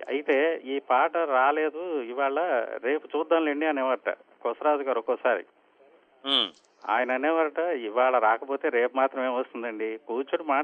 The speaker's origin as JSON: {"language": "Telugu", "town": "Machilipatnam", "region": "Andhra Pradesh", "country": "India", "tie": "born or raised there", "said": "మాది అసలు native place Machilipatnam అండి"}